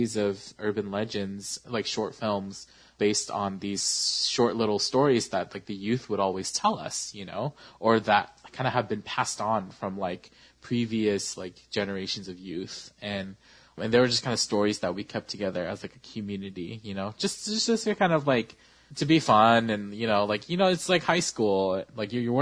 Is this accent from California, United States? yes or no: yes; Sacramento, California, United States; I was a youth leader in my church that I grew up in Sacramento